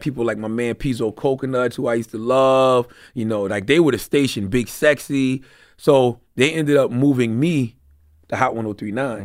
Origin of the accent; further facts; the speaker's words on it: Moncks Corner, South Carolina, United States; moved away as an adult; also born or lived in Charleston, South Carolina / Philadelphia; I'm from South Carolina. I'm from Monk's Corner. I'm twenty minutes from Charleston. I was born in Charleston